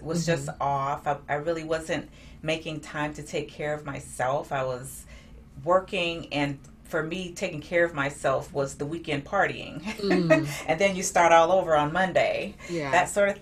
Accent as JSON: {"language": "English", "town": "Augusta", "region": "Georgia", "country": "United States", "tie": "born or raised there", "moved": "as an adult", "lives_now": "San Diego, United States", "said": "I'm originally from Augusta, Georgia, and I ended up in San Diego by way of the Navy"}